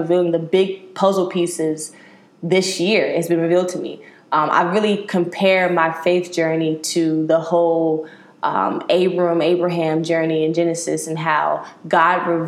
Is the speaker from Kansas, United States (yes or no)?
no; Bowie, Maryland, United States; moved away as an adult; now in Chicago, United States; I am from Bowie, Maryland, the DMV area